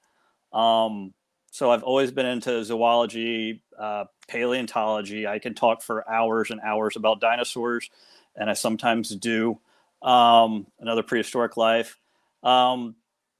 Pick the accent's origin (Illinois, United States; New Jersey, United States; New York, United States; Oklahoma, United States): Illinois, United States; Southern; I'm originally from Southern Illinois, about 30 minutes from the infamous Snake Road